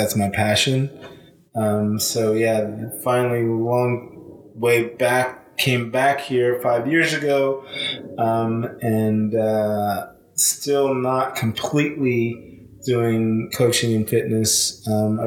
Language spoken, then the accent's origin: English; Los Angeles, California, United States; moved away as an adult; also born or lived in Australia; I'm originally from Los Angeles, California, born and raised.